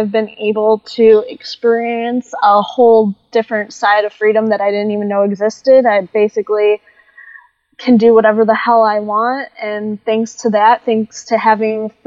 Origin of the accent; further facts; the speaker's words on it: Oregon, Ohio, United States; moved away as an adult; also born or lived in Florida; now in California, United States; Up until about 28 years old, I grew up in Oregon, Ohio.